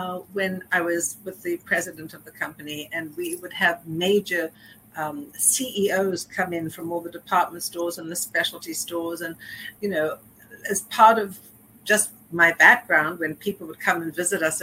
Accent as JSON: {"language": "English", "country": "South Africa", "tie": "born or raised there", "also_born_or_lived": "Johannesburg", "moved": "yes", "lives_now": "New York City, United States", "said": "growing up in South Africa that I would be living in New York"}